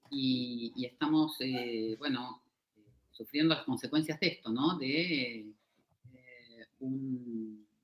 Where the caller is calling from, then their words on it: Argentina; Les hablo de, desde Argentina